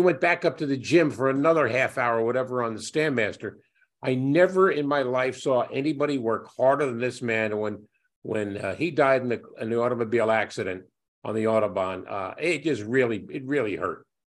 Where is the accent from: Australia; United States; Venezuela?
United States; New York City, New York